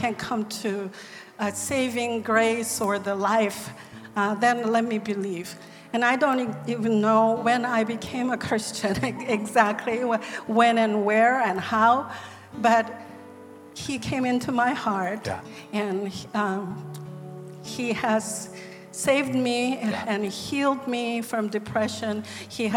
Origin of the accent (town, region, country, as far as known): South Korea; born or raised there; first language Korean; English is a second language; moved away as an adult; now in United States